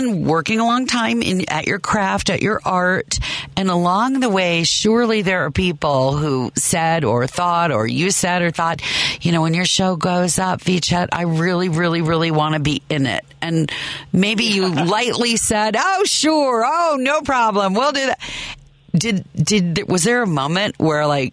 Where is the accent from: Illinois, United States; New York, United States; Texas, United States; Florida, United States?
Illinois, United States; Chicago; as a Chicagoan and theater lover